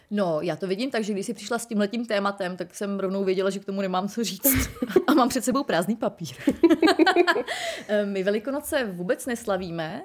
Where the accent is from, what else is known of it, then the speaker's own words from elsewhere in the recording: Most, Ústí nad Labem Region, Czechia; já jsem původem z Mostu, eh, což je hodně zvláštní kraj